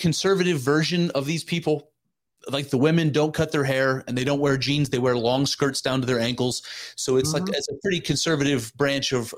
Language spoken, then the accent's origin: English; United States; as an American, we don't have any connection to our ethnicity. So my family is from Germany and Switzerland